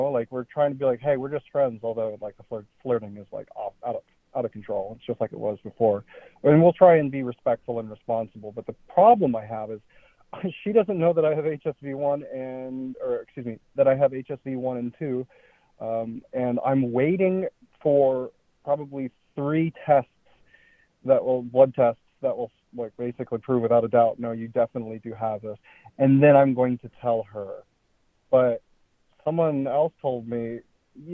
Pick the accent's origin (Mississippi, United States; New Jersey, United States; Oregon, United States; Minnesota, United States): Oregon, United States; I am from Oregon